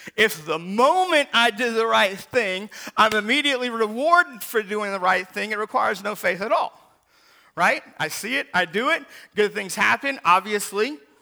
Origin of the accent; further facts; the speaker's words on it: Seattle, Washington, United States; when I was a kid growing up in Seattle